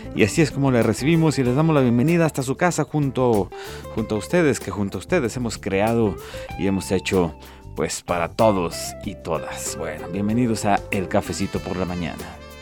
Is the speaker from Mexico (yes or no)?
yes; Ciudad Guzmán, Jalisco, Mexico; now in Guadalajara, Mexico; mi tierra zapotlense